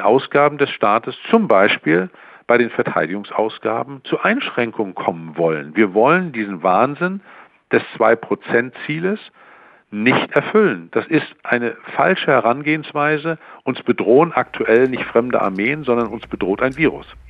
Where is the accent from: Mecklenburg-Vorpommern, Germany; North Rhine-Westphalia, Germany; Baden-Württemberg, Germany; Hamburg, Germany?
Mecklenburg-Vorpommern, Germany; in meinem Heimatland Mecklenburg-Vorpommern